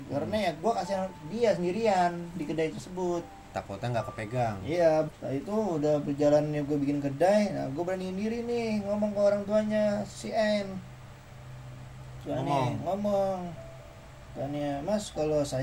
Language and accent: Indonesian; Java, Indonesia; manggil gue kan karena gue orang Jawa nih